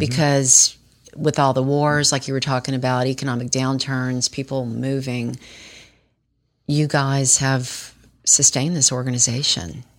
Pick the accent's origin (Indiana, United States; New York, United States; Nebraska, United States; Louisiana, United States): Louisiana, United States; Baton Rouge; moved away as an adult; I grew up in Baton Rouge